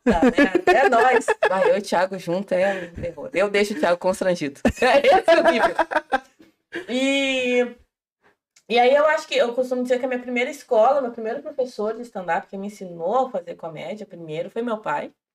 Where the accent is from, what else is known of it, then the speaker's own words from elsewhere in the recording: General Câmara, then Porto Alegre metropolitan region, interior of Rio Grande do Sul, Brazil; also born or lived in Charrua; Eu nasci em General Câmara e tenho familiares em Minas do Leão